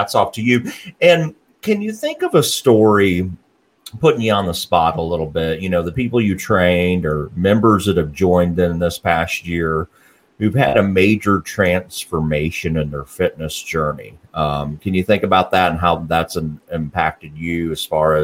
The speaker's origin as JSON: {"language": "English", "area": "Morgan County area", "region": "Tennessee", "country": "United States", "tie": "born or raised there", "said": "we grew up in the similar areas"}